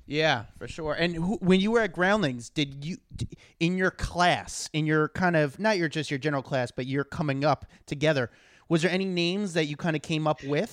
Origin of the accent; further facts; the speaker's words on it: New York, United States; I'm from New York